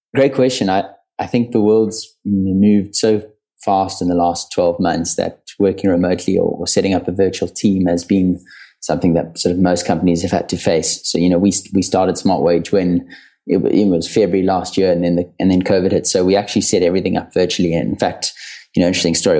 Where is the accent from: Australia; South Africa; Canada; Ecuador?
South Africa; I grew up in South Africa.